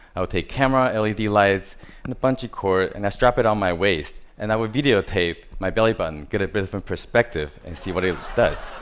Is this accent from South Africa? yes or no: no; Taiwan; I was born in Taiwan. I grew up surrounded by different types of hardware stores.